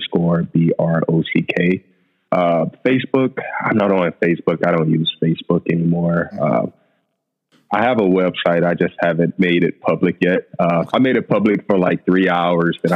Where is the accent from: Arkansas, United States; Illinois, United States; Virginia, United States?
Illinois, United States; East St. Louis; Originally, I am from East St. Louis, Illinois